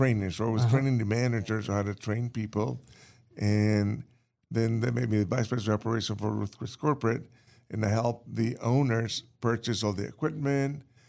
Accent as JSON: {"language": "English", "town": "New Orleans", "region": "Louisiana", "country": "United States", "tie": "born or raised there", "also_born_or_lived": "Cuba", "moved": "as an adult", "lives_now": "North Carolina, United States", "said": "I grew up in New Orleans, so that's where we have the New Orleans flair."}